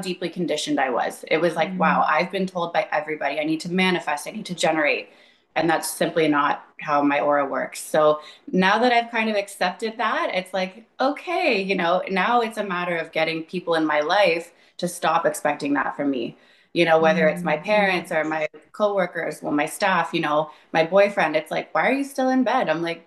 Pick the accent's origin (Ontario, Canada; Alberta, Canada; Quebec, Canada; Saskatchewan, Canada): Ontario, Canada; I'm from Ontario, Canada.